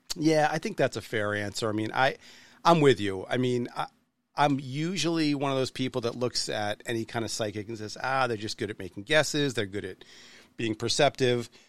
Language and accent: English; New Hampshire, United States; I'm from New Hampshire, not quite from Boston